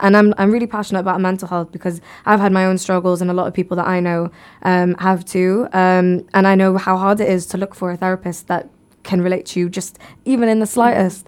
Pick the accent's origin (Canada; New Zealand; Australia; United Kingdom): United Kingdom; Cardiff, Wales; I'm born and raised in the U K